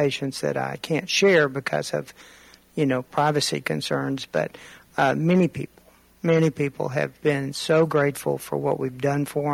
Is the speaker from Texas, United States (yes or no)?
no; Murfreesboro, Tennessee, United States; I love Rutherford County and Murfreesboro. It's my hometown, and we moved here when I was in early elementary school